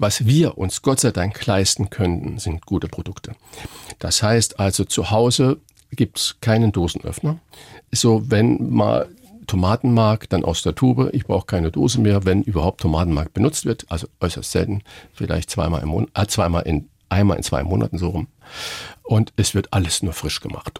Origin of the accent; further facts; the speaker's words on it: Saarland, Germany; moved away as an adult; now in Hamburg, Germany; ich bin gebürtiger Saarländer.